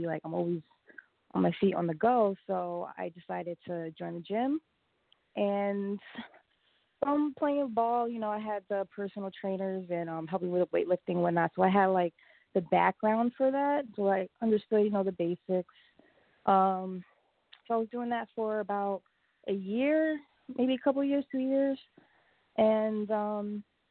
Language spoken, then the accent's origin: English; East Orange, New Jersey, United States; also born or lived in New Rochelle, New York; I am from New Jersey, East Orange, New Jersey